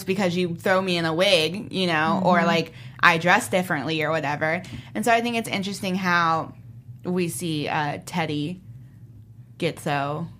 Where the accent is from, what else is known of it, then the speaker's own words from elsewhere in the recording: Jamaica; I'm Jamaican, and in Jamaica, colorism is a huge issue.